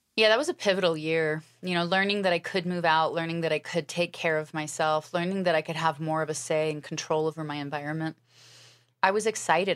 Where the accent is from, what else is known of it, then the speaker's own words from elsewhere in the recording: Alaska, United States; I was raised in Alaska, and my family were pioneers